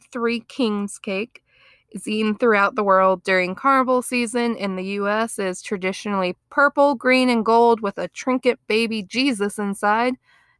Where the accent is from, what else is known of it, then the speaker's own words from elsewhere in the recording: the North, United States; now in Alabama, United States; I'm a northerner, so like this wasn't really anything we celebrated, but now being down here in Alabama, the home of Mardi Gras